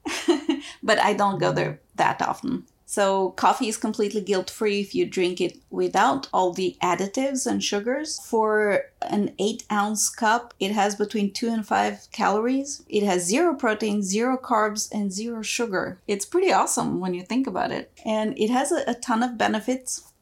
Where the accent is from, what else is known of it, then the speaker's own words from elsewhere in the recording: Bulgaria; moved away; also born or lived in former Yugoslavia; When I was growing up, I was born in Bulgaria, and my formative years were split between Bulgaria and former Yugoslavia.